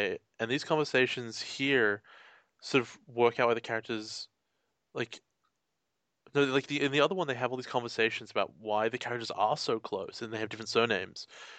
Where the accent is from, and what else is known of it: Australia